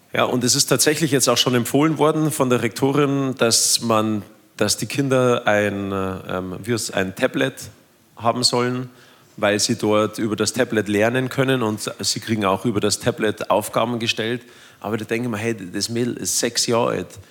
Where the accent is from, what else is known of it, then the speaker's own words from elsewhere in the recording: Germany; bei uns in Deutschland